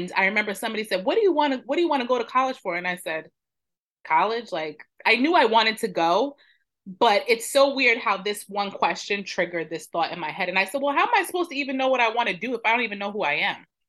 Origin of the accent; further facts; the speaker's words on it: New York, United States; now in Maryland, United States; I am originally from New York, born and raised. I am now living in Maryland